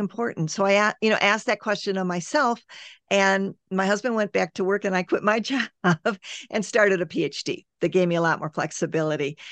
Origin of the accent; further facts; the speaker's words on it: United States; I'm American